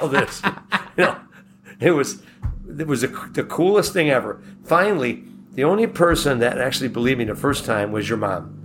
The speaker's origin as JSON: {"language": "English", "town": "Buffalo", "region": "New York", "country": "United States", "said": "we're from Buffalo"}